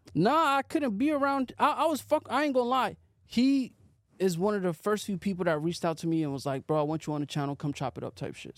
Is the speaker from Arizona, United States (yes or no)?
yes; Arizona, United States; moved away as an adult; also born or lived in Seattle; now in Los Angeles, United States; I was living in Arizona, grew up in Arizona for like ten years